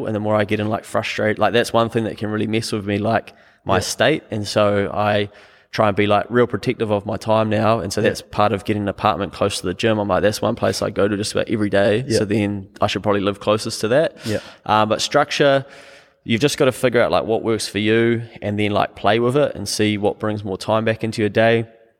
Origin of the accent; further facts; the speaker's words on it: Harwood, New Zealand; now in Auckland, New Zealand; because I come from Harwood to Auckland. I used to go home at lunch, take me 3 minutes.